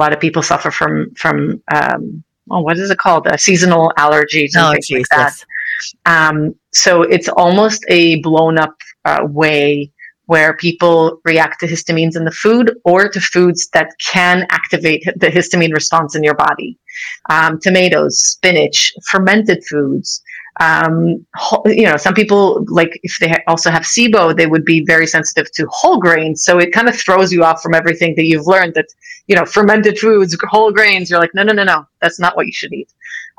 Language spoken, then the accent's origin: English; United States; You know, I grew up in America.